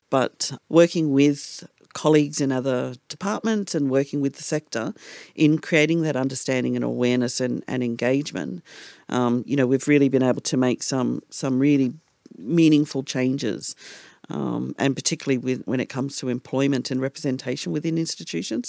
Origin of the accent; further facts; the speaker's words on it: Darwin, Northern Territory, Australia; growing up in Gurramilla or Darwin in the Northern Territory